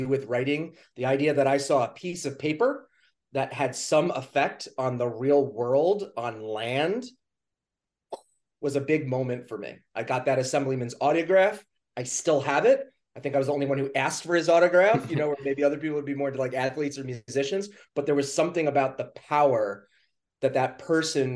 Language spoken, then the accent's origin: English; New York City, New York, United States; now in New Hampshire, United States; I was born in Queens, New York